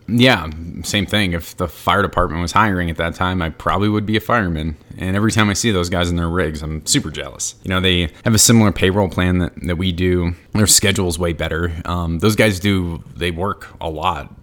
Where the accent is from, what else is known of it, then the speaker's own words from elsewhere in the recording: New England, United States; I'm from New England.